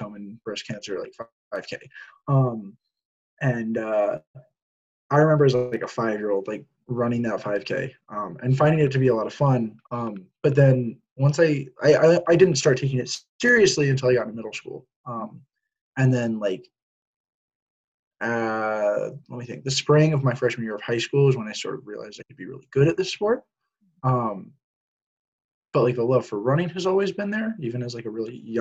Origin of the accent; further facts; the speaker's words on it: Cary, North Carolina, United States; I'm from Cary, North Carolina, so like 15 minutes outside of campus